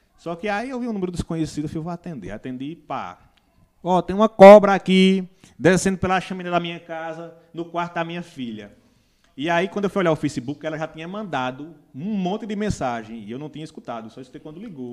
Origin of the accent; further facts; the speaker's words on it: Pão de Açúcar, Brazil; also born or lived in Santa Cruz; sou nascido em Santa Cruz, fui criado em Pão de Açúcar